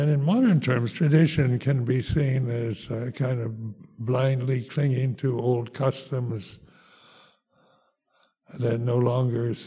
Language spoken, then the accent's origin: English; United States; moved away as an adult; also born or lived in Thailand; now in England, United Kingdom; being American, you're kind of brought up this idea of being self-sufficient